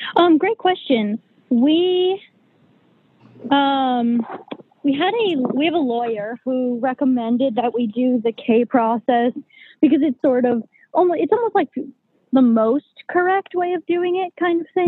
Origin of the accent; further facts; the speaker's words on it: New Hampshire, United States; I am from New Hampshire